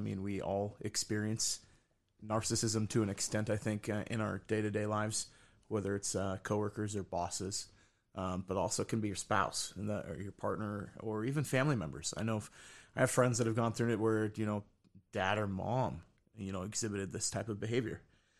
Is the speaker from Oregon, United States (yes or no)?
yes; Salem, Oregon, United States; also born or lived in Wilsonville, United States; Yeah, I grew up in Salem. So, and Wilsonville. I lived in Wilsonville for a couple of years.